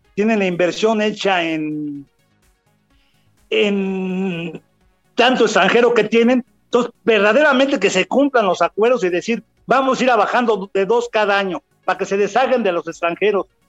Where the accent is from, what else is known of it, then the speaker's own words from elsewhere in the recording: Mexico City, Mexico; Soy chilango, nacido en la Ciudad de México